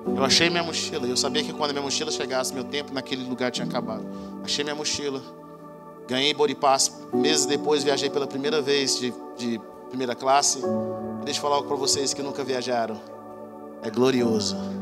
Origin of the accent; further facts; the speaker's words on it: Brazil; Eu sou do Brasil